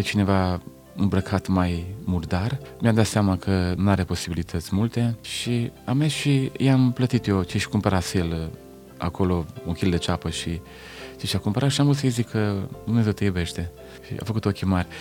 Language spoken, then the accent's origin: Romanian; Lugoj, Timiș County, Romania; sunt de la Lugoj